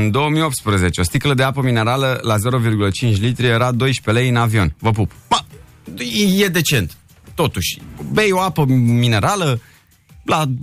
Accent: Romania; abia eram venit din România.

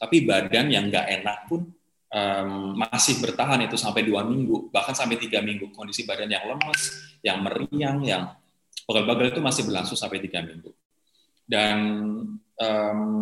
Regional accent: Java, Indonesia; now in Jakarta, Indonesia; aku sebagai orang Jawa

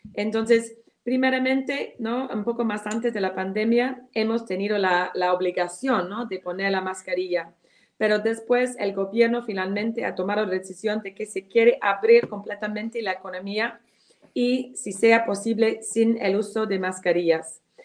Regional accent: United Kingdom; Spanish is a second language; moved away as an adult; now in Peru

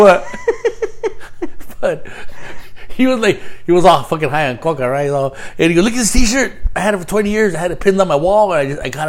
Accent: Los Angeles, California, United States; Growing up in East LA and having Christmases over there, I think I remember when we were young.

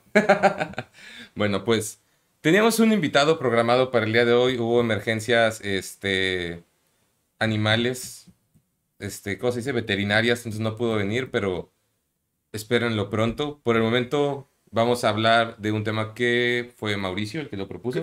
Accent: Mexico; also born or lived in Puebla; now in Monterrey, Mexico; Yo crecí en la Ciudad de México y en Puebla

